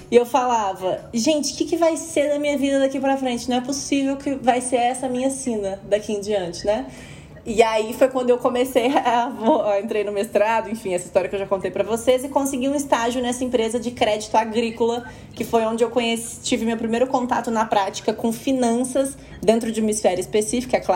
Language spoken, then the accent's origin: Portuguese; Uberlândia, Minas Gerais, Brazil; moved away as an adult; now in São Paulo, Brazil; como eu vim de Uberlândia, né? Para São Paulo para trabalhar no mercado financeiro